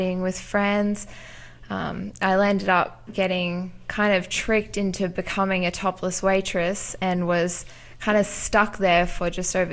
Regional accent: Central Coast, New South Wales, Australia; also born or lived in South Africa / Newcastle, Australia; I grew up in South Africa and then moved to Australia when I was 10 and have kind of grown up on the Central Coast

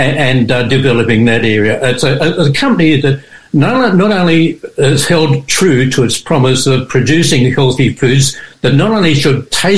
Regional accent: Sydney, New South Wales, Australia; born or raised there; also born or lived in Adelaide

